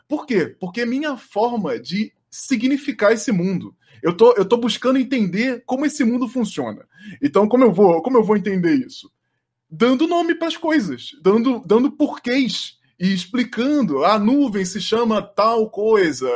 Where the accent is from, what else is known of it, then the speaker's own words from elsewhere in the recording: Rio de Janeiro, Brazil; eu sou carioca